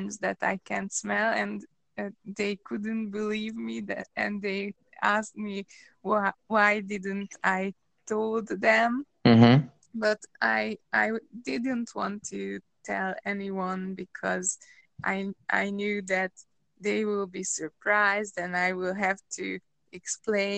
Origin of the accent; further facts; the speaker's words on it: Transylvania, Romania; I came from Transylvania. I am Hungarian